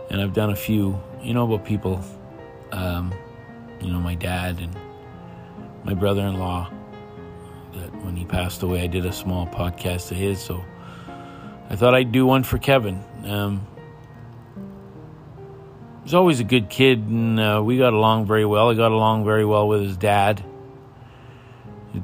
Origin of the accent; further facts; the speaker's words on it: Pine Falls, Manitoba, Canada; moved away; my hometown of Pine Falls